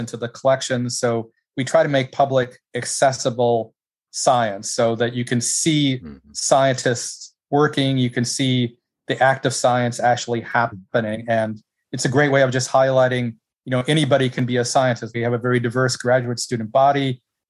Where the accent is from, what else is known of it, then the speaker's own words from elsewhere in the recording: Caledonia, Wisconsin, United States; moved away as an adult; also born or lived in Minnesota; now in Gainesville, United States; It was in Southeast Wisconsin